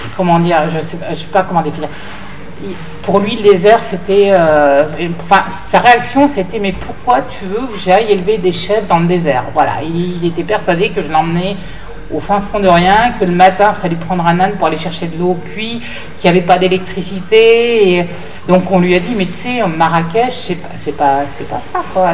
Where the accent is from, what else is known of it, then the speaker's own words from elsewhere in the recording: France; on est des Occidentaux, on est des Français.